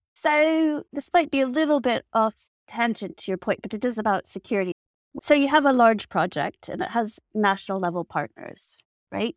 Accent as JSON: {"language": "English", "country": "United States", "said": "So I'm American."}